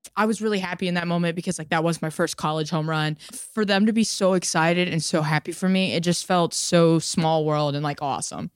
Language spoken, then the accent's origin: English; Georgia, United States; moved away as an adult; now in Philadelphia, United States; I'm from Georgia, so, like, it was a fifteen-hour car ride from home